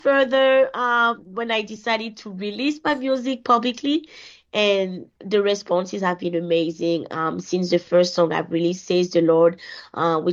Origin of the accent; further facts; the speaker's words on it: Côte d’Ivoire; now in Winnipeg, Canada; I am originally from Ivory Coast, which is a West African country, a Francophone country, and I've been living in Winnipeg for the past 15 years now.